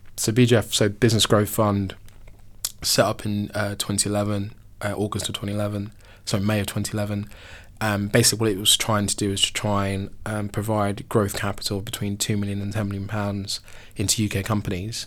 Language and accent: English; Mitcham, London, United Kingdom; I'm from South London, so depending who I'm talking to, I'm either from Wimbledon